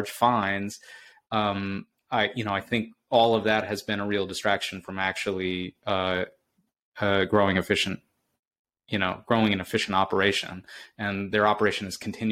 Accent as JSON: {"language": "English", "town": "Boston", "region": "Massachusetts", "country": "United States", "said": "I'm from Boston, so I'm very partial to the city"}